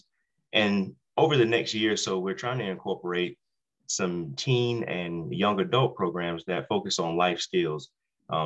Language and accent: English; Savannah, Georgia, United States; moved away as an adult; also born or lived in Raleigh, North Carolina; now in Harrison County, West Virginia, United States; I was born and raised in Savannah, Georgia